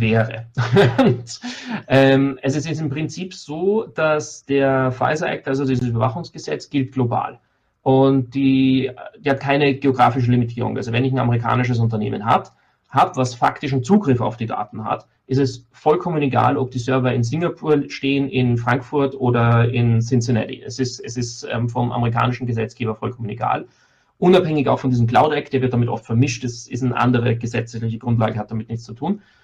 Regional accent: Austria; ich als Österreicher

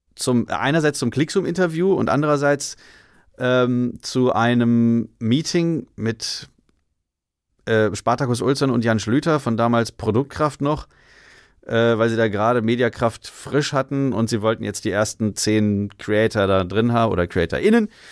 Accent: Salzgitter, Lower Saxony, Germany; moved away as an adult; now in Berlin, Germany; in Salzgitter, da wo ich herkomme, da geht halt nix.

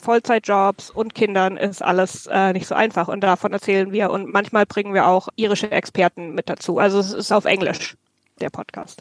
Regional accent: near Frankfurt, Hesse, Germany; moved away as an adult; now in Ireland; ich bin ursprünglich aus Deutschland, ähm, Mitte Deutschland, in der Nähe von Frankfurt bin ich aufgewachsen

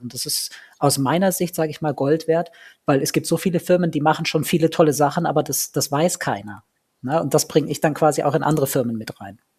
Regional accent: Ulm, Baden-Württemberg, Germany; ich bin in Ulm geboren

